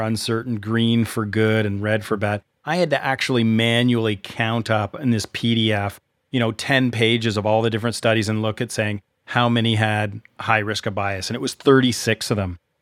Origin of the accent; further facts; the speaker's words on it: Canada; I'm Canadian